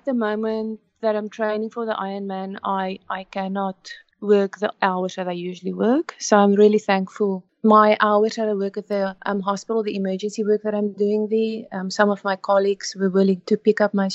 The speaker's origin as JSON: {"language": "English", "country": "South Africa", "tie": "born or raised there", "moved": "as an adult", "lives_now": "Canada", "said": "we grew up in South Africa"}